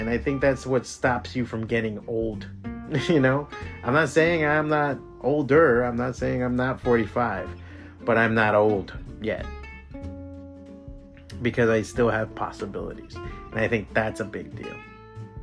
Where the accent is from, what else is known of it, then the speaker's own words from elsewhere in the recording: Miami, Florida, United States; moved away as an adult; this is my hometown. This is where I grew up.